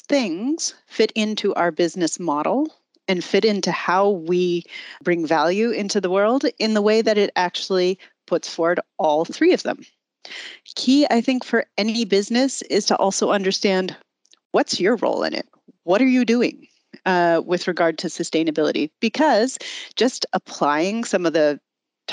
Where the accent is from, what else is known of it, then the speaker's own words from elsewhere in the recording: United States; accent: American; moved away as an adult; now in Germany; I actually am American